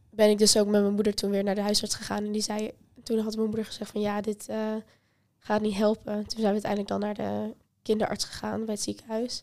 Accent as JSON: {"language": "Dutch", "town": "Apeldoorn", "region": "Gelderland", "country": "Netherlands", "moved": "yes", "said": "naar Apeldoorn, waar ik vandaan kom"}